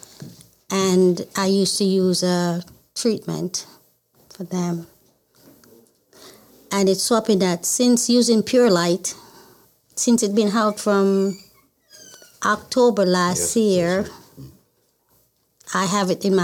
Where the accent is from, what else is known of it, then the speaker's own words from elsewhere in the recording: Jamaica; moved away as an adult; now in Baltimore, United States; I'm from Jamaica.